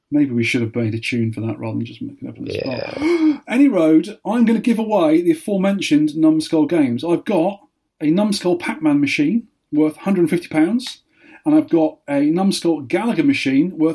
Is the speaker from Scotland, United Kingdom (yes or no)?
no; Weymouth, South West England, United Kingdom; there was 12 arcades in Weymouth when I was a kid.